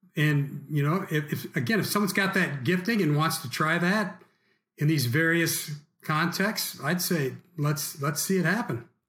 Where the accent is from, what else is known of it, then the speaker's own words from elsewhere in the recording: United States; we as American Christians